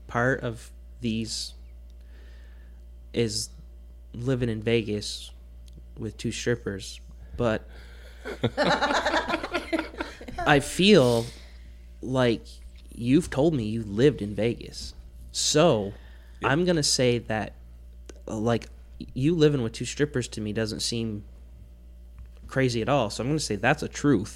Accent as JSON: {"language": "English", "country": "Ireland", "said": "I'm Irish"}